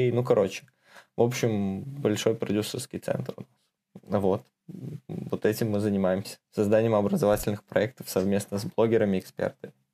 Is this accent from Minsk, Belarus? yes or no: yes; Minsk, Belarus; moved away as an adult; now in Moscow, Russia; Да, из Беларуси, а. из Минска.